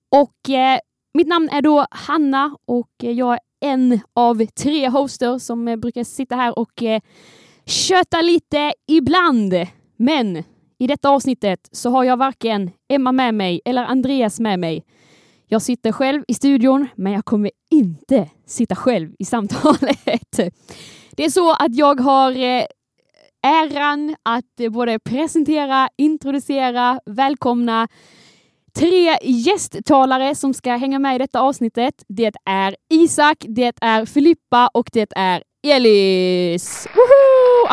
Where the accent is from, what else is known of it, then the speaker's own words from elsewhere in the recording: Skåne, Sweden; jag är skåningen här